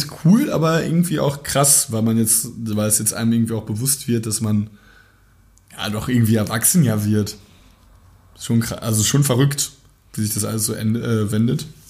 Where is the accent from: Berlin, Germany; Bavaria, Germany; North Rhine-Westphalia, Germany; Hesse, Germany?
North Rhine-Westphalia, Germany; Dortmund; Ich komme aus der Nähe von Dortmund. aus der Nähe von Dortmund. Dortmund ist meine Heimat.